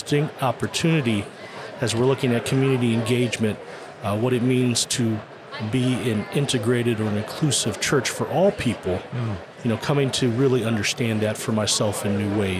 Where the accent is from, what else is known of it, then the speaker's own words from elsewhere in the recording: Hawaii, United States; I'm from Hawaii.